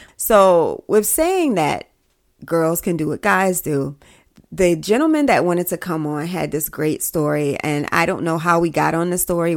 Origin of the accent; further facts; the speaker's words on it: South Carolina, United States; I'm from South Carolina